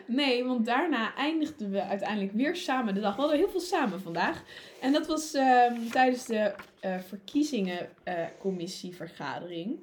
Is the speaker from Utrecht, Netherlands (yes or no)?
yes; Utrecht, Netherlands; also born or lived in Wageningen; ik kom uit Utrecht en uh, wij wonen gewoon in een rijtjeshuis in de stad.